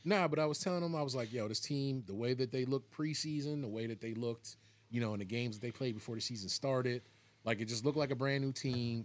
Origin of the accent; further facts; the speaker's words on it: Philadelphia suburbs, Pennsylvania, United States; I grew up in the suburbs